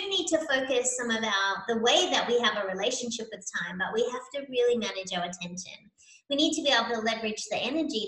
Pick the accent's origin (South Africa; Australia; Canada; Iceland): Australia; Sydney, New South Wales; moved away as an adult; also born or lived in New York area, United States; now in Tampa, United States; So you can tell from my accent that I'm from Australia. So I relocated from Sydney, Australia to the US many years ago.